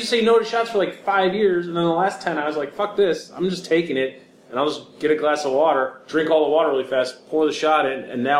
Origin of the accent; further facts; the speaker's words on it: Chicago, Illinois, United States; I'm from Chicago.